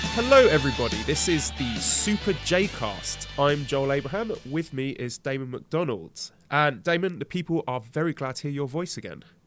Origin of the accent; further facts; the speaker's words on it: United Kingdom; now in China; I, I pretty much get a pass just by being British